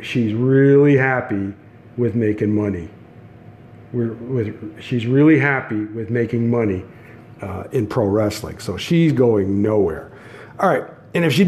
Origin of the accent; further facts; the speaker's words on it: Canada; I'm Canadian